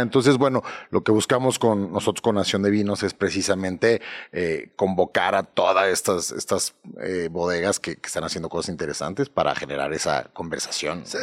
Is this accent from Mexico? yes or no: yes; Mexico; como consumidores mexicanos